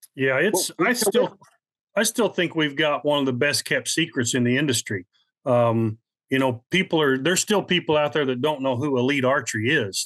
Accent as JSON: {"language": "English", "region": "Midwest", "country": "United States", "said": "I'm from the Midwest"}